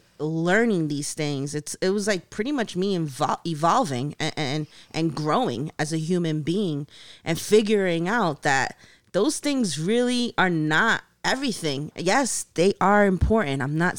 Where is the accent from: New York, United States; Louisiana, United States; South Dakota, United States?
New York, United States; Long Island City; I came from Long Island City in Queens, the hood.